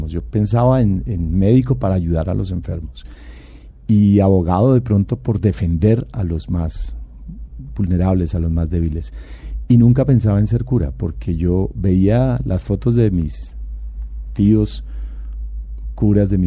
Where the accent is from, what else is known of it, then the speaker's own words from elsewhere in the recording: Bogotá, Colombia; nací aquí en Bogotá, de mamá santanderiana papá, mi papá de acá. Eh, nuestra parroquia o mi parroquia de origen es en Santa Viviana. es en Santana. En Santana. ahí crecí, ahí nací.